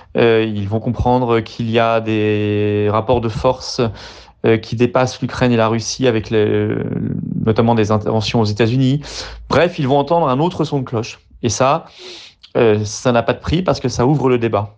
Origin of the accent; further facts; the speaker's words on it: France; en tant que Français